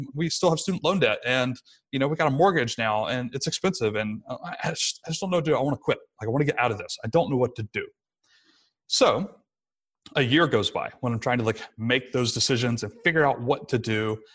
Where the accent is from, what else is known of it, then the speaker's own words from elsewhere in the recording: Rome, Georgia, United States; moved away; it was in my hometown again, so we moved back to sunny Rome, Georgia, where I'm talking to you from right now